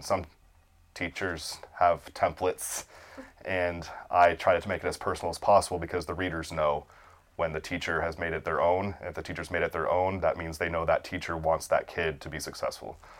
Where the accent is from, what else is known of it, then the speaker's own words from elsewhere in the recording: Okaloosa County, Florida, United States; born and raised in Okaloosa County